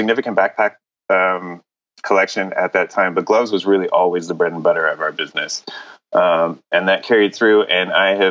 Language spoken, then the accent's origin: English; Montreal, Quebec, Canada; I grew up in Montreal in Canada